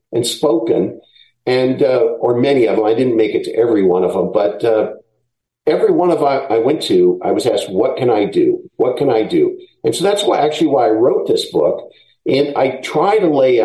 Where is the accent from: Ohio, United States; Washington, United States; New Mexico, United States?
Washington, United States; Seattle; moved away as an adult; also born or lived in Oregon; I'm from Seattle originally